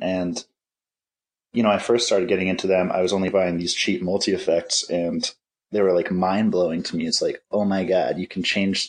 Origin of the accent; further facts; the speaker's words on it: New Jersey, United States; moved away as an adult; also born or lived in Fort Collins, Colorado; now in Minneapolis, United States; I was born and raised in New Jersey